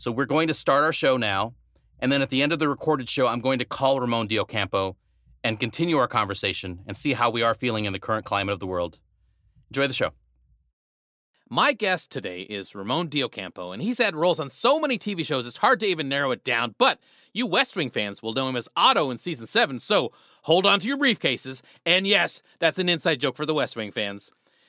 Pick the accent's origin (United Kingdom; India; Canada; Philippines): Philippines; born there; I was born in the Philippines, but if I go back to the Philippines, I'm definitely not considered a Filipino. I'm considered white.